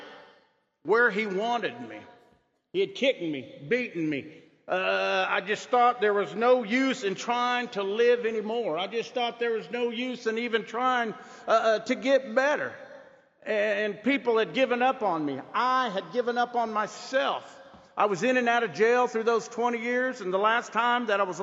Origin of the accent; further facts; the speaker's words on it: Muscogee Reservation, Oklahoma, United States; I'm from the Muskogee Reservation in Oklahoma